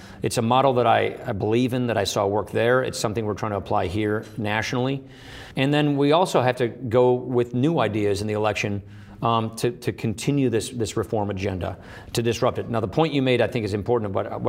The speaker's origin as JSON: {"language": "English", "region": "Wisconsin", "country": "United States", "said": "I come from Wisconsin, which is the birthplace of the Progressive Party."}